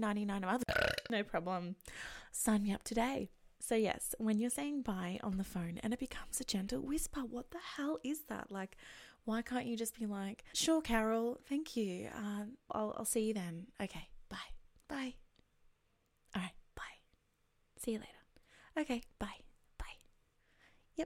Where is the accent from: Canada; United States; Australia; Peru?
Australia; I'm from Australia